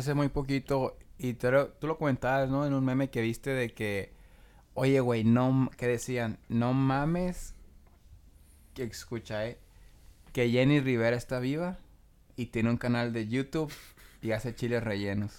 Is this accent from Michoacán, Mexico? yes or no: yes; Tangancícuaro, Michoacán, Mexico; moved away; yo soy de, de Tangancico, a Michoacán